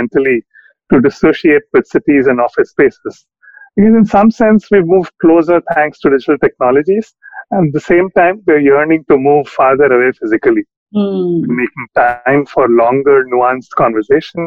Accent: South India, India; now in Delhi, India; as a South Indian living in Delhi

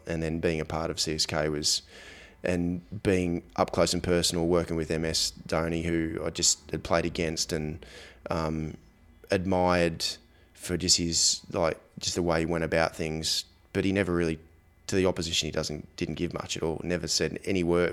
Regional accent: Australia; growing up in Australia, for example, um, you know, my I, my parents were in the were in the air force

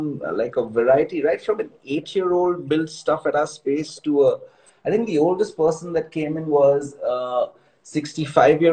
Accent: Mumbai, Maharashtra, India; now in Bangalore, India; I'm from Bombay too

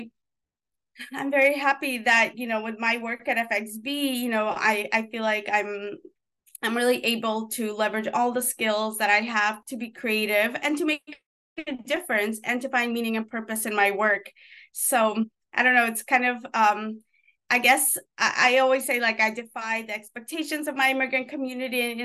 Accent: New York, United States; also born or lived in former Soviet Union; So growing up in New York, you know, I grew up in an urban jungle.

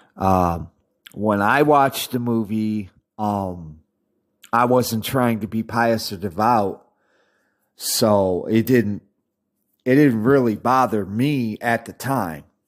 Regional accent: United States; I'm an American

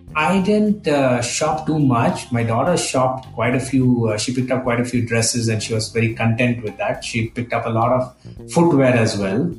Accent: India; we're not from Pakistan. We're, we're Indians.

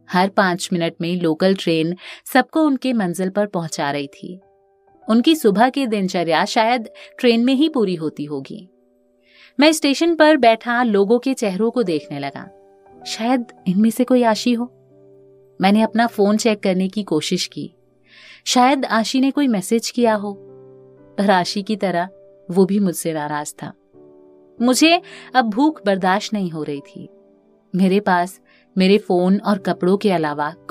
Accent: Uttar Pradesh, India; मेरे बहुत रिक्वेस्ट करने के बाद आखिरकार वो मान गया जब उसे पता चला कि मैं यूपी से हूं

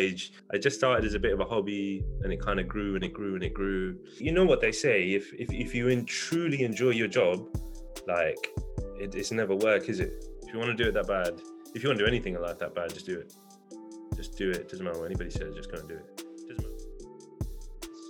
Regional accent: London, United Kingdom; I grew up around West London, so like around South or Greenford, Hounslow, them kind of sides

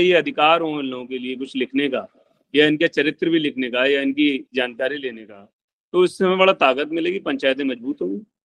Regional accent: Bareilly, Uttar Pradesh, India; मैं बरेली जिले से बिलोंग करता हूँ

